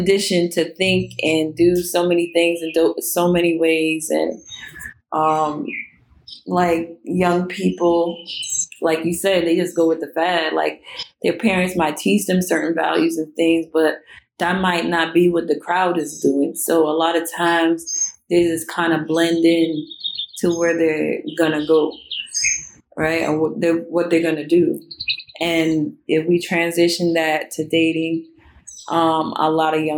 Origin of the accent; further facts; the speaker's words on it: New York City, New York, United States; moved away; I'm from Brooklyn